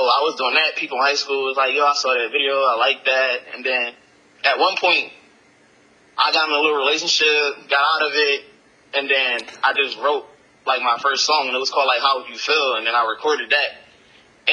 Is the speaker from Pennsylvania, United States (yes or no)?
yes; Philadelphia, Pennsylvania, United States; I'm from Philadelphia, Pennsylvania